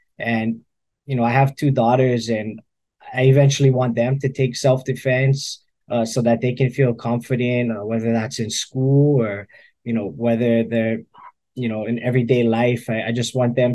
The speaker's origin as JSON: {"language": "English", "area": "Windward side", "region": "Hawaii", "country": "United States", "said": "I'm from the Windward side"}